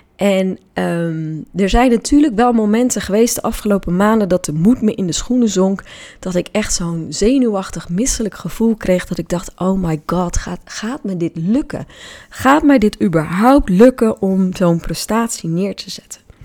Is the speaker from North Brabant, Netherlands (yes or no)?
no; Hoeksche Waard, South Holland, Netherlands; Ik ben namelijk opgegroeid in de Hoekse Waard